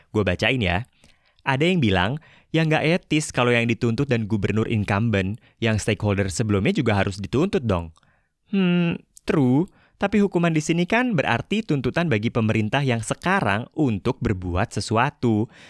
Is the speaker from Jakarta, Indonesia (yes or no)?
yes; Jakarta, Indonesia; sebagai warga Jakarta